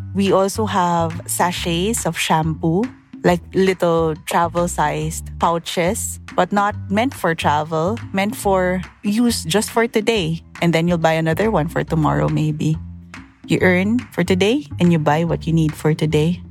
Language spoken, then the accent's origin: English; Philippines; I'm from the Philippines.